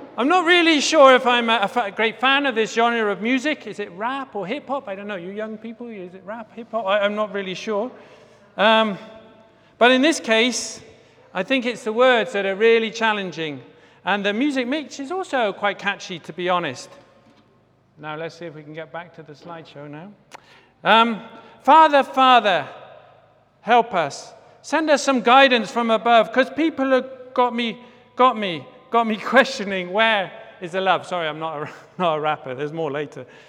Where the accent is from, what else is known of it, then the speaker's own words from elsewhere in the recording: Bath, South West England, United Kingdom; my hometown in, hometown of Bath in the U K